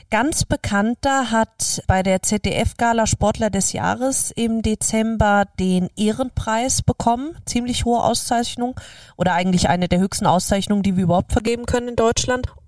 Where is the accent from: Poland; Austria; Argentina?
Austria; dass wir auch als österreichisches Hotel oder generell als Österreicher ihm auch so eine Plattform bieten